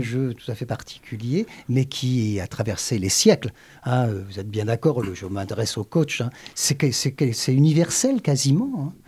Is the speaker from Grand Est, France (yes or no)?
no; Le Havre, Normandy, France; je suis né au Havre.